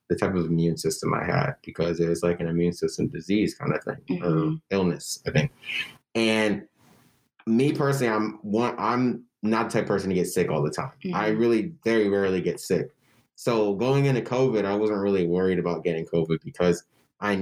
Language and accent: English; Denver, Colorado, United States; moved away; I'm from Denver